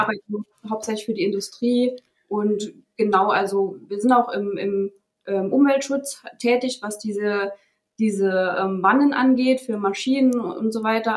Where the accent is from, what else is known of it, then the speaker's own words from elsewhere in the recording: Saarland, Germany; ich bin in einem kleinen Dorf aufgewachsen, äh, im Saarland.